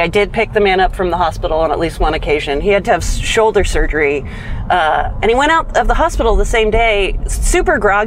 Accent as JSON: {"language": "English", "town": "Napa", "region": "California", "country": "United States", "said": "I am from Napa, a neighboring city to Petaluma"}